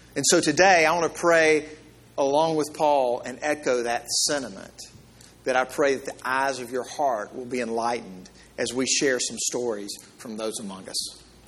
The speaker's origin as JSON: {"language": "English", "region": "Mississippi", "country": "United States", "said": "I'm from the South and from Mississippi"}